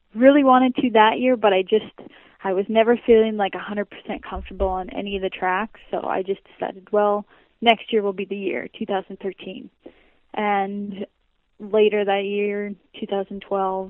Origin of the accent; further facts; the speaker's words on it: Saskatchewan, Canada; back home, you know, like really hard pack and Saskatchewan